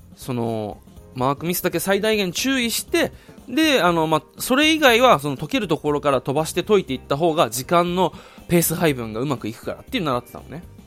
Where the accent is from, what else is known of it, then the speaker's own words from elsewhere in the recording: Okinawa, Japan; 地元の沖縄県にある唯一の国公立